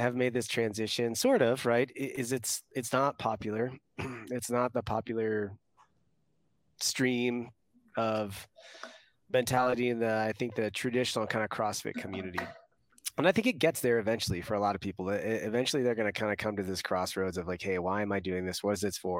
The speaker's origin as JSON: {"language": "English", "region": "East Coast", "country": "United States", "tie": "born or raised there", "moved": "as an adult", "said": "I grew up on the East Coast"}